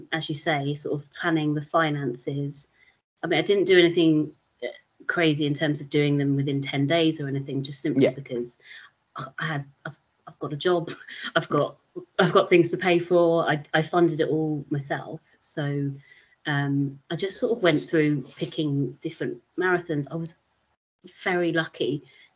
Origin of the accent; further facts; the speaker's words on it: London, United Kingdom; London because it's my hometown.